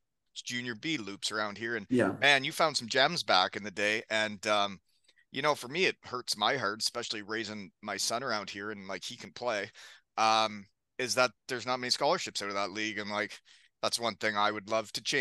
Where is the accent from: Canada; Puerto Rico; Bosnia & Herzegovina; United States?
Canada; Elmira, Ontario; I was from Elmira.